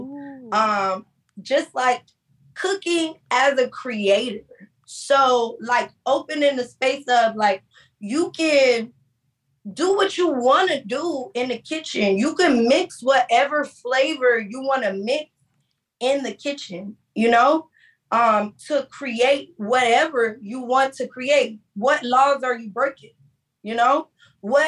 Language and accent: English; Miami, Florida, United States; I'm from Miami.